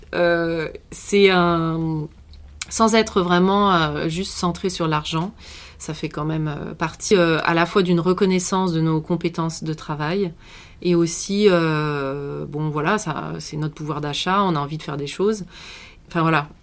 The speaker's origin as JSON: {"language": "French", "region": "western France", "country": "France", "also_born_or_lived": "Canada", "moved": "as an adult", "said": "je suis, euh, originaire de l'ouest de la France"}